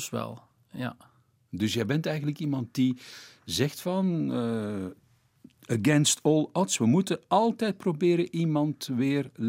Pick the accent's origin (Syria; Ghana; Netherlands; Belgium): Belgium; Flanders; Hier bij ons in Vlaanderen